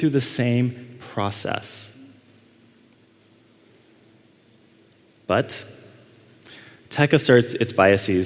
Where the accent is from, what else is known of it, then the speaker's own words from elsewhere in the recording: Dallas, Texas, United States; Dallas, my hometown, I grew up in Dallas